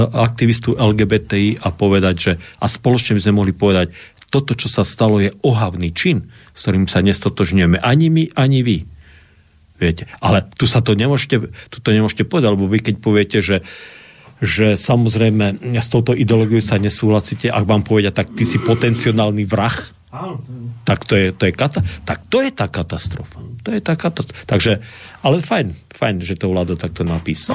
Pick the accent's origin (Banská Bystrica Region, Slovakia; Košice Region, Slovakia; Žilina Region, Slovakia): Košice Region, Slovakia; Košice; moved away; also born or lived in Bratislava / Pukanec; Ja som vyrastal v Košiciach